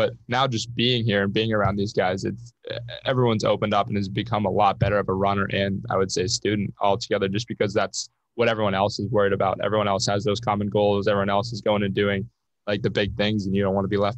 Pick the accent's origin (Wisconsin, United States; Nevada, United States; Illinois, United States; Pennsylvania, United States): Pennsylvania, United States; Oil City; I'm from Oil City, which is an hour and a half south